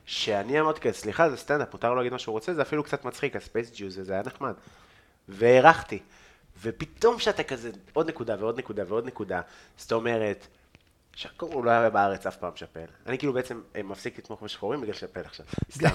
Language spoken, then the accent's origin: Hebrew; Israel; אני מפה